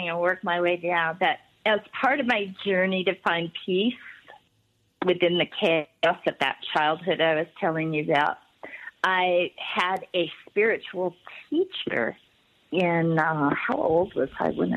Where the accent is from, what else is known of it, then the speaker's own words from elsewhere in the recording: Los Angeles, California, United States; growing up in Hollywood in the 50s